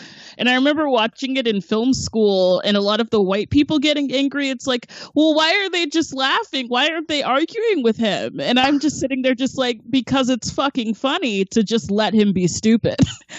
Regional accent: Georgia, United States; moved away; I'm also from Georgia, so I had like 20 years of arguing with white people

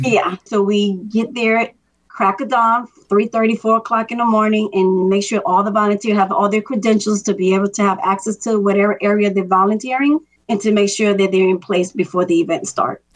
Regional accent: Miami, Florida, United States; now in Atlanta, United States; I'm from Miami, Florida. My parents are immigrants from Dominican Republic

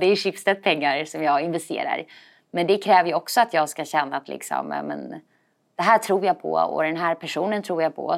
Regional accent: Stockholm, Stockholm County, Sweden; also born or lived in Copenhagen, Denmark; Jag är från Stockholm från början. Eh, och, eh, så jag är uppvuxen här.

